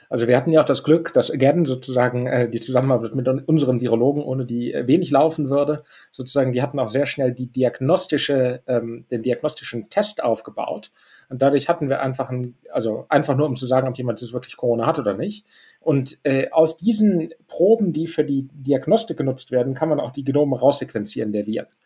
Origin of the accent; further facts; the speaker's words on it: Düsseldorf, North Rhine-Westphalia, Germany; ich meine, wir sind alle äh, Düsseldorfer und Rheinländer.